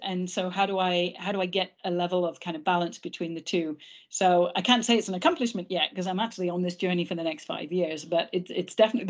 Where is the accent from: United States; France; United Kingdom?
United Kingdom; England; first language English; Obviously, I'm English mother tongue.